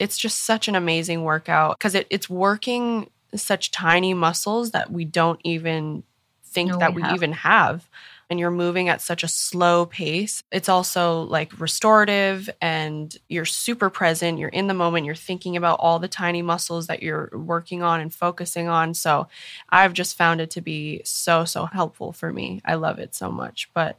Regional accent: Maine, United States; I grew up on the East Coast in Maine. So I'm very familiar with the freezing cold winters.

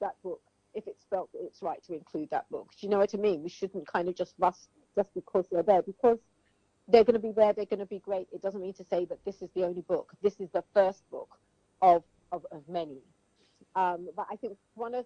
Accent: Sierra Leone; I was from Sierra Leone

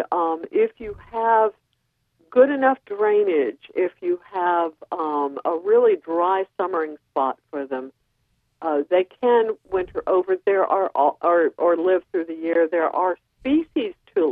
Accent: the South, United States; now in North Carolina, United States; growing up in the South, I never heard that folk tale until I moved to North Carolina

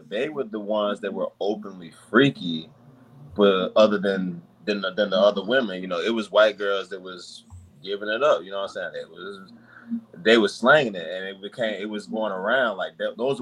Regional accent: North Carolina, United States; moved away; also born or lived in Washington, D.C.; I grew up in the country I grew up in North Carolina

